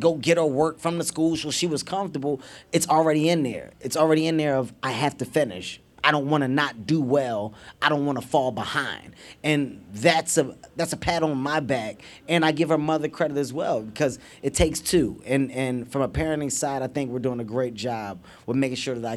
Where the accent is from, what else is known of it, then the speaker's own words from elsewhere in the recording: Philadelphia, Pennsylvania, United States; I'm a city guy. I grew up in North Philadelphia.